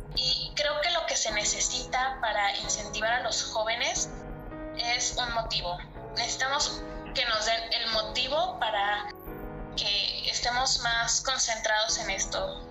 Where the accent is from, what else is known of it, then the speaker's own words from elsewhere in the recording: Puebla, Mexico; soy de la ciudad de Puebla